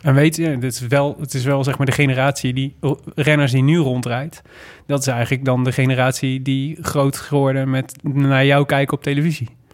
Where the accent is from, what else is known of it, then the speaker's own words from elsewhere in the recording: Made, North Brabant, Netherlands; moved away; Ik kom uit Maden oorspronkelijk